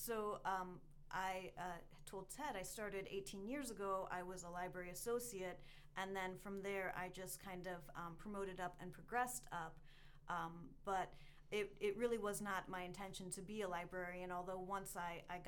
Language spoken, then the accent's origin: English; Ohio, United States; moved away; I grew up in Ohio